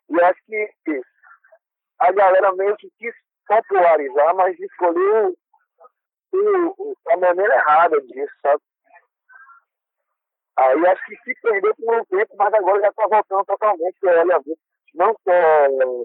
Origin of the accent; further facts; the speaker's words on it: Paulo Afonso, Bahia, Brazil; nós, no caso eu e …, que somos lá de Belo Afonso, a gente tem referência de Pernambuco, Alagoas e Sergipe, sendo que a gente é baiano.